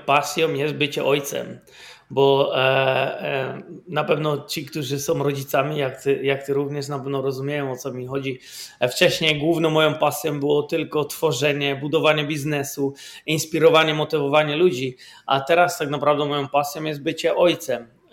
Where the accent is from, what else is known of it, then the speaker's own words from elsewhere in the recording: Poland; moved away as an adult; now in Netherlands; pochodzę z Polski. 20 lat temu, ponad 20 lat temu wyjechałem z Polski i mieszkam w Holandii.